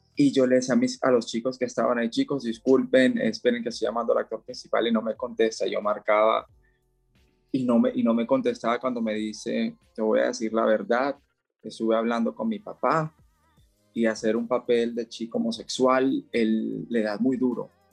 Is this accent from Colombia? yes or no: yes; Barranquilla, Atlántico, Colombia; moved away as an adult; now in Cali, Colombia; yo soy de Barranquilla, Colombia, aunque actualmente vivo en Cali